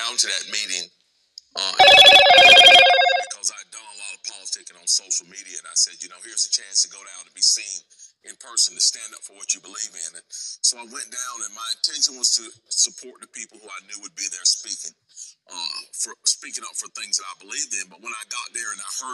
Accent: North Carolina, United States; the citizenship experience that I have as a North Carolinian and as an American

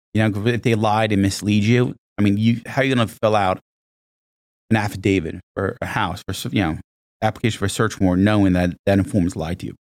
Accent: Monmouth County, New Jersey, United States; I actually grew up in, uh, in Monmouth County, New Jersey, not, not that far from here

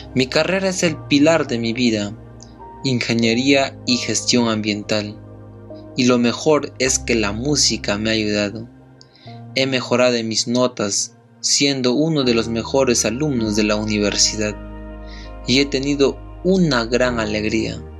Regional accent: Huanta, Ayacucho, Peru; soy de Huanta

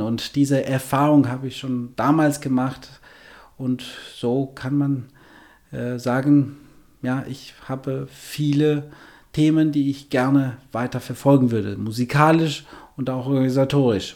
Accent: Albania; German is a second language; moved away as an adult; also born or lived in Essen, Germany / Düsseldorf, Germany; now in Germany; Ich habe zunächst Klavier studiert in meiner Heimatland äh, Albanien und äh, dann äh, zum Studieren nach Deutschland gekommen, vor 23 Jahren

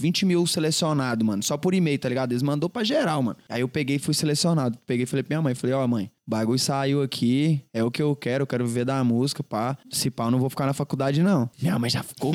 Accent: Goiânia, Goiás, Brazil; Nascido e criado em Goiânia, pai. Cria mesmo de Goiânia

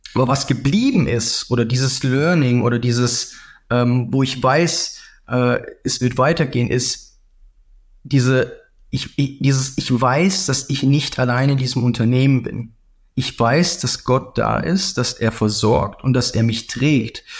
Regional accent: Southern Germany, Germany; Ich komme ganz aus dem Süden

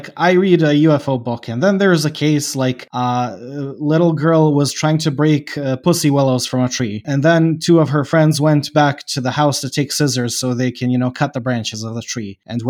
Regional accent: Bosnia & Herzegovina; I don't know if I told you, I'm from Bosnia.

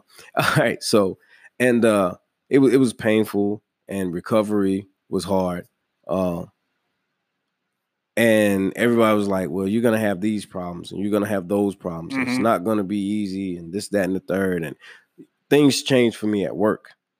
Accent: New York, United States; born there; I was born in New York.

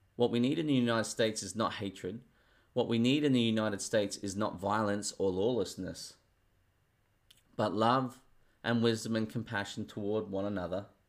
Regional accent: Australia; I'm Australian.

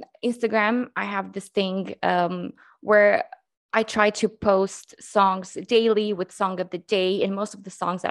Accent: Transylvania, Romania; moved away as an adult; now in London, United Kingdom; I'm born and raised in Transylvania, Romania, and I moved to London 6 years ago together with my husband

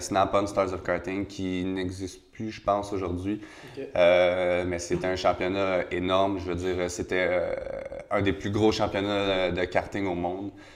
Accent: Quebec, Canada

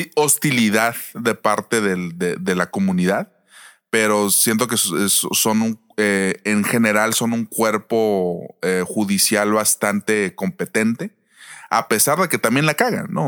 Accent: Mexico; nosotros como mexicanos que vivimos en México

